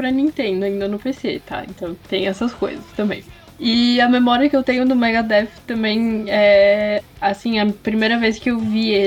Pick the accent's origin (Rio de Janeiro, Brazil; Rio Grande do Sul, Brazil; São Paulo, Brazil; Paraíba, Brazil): Rio Grande do Sul, Brazil; Veranópolis; eu sou de Vera.